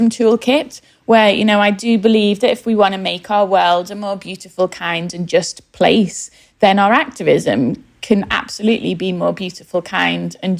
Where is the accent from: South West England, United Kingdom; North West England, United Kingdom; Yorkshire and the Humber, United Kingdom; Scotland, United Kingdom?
North West England, United Kingdom; Liverpool; now in London, United Kingdom; Growing up in West Everton, which is a low-income area of Liverpool